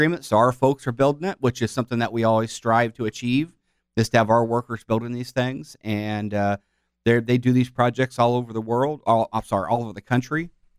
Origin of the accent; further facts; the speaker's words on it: South County, Illinois, United States; I grew up in South County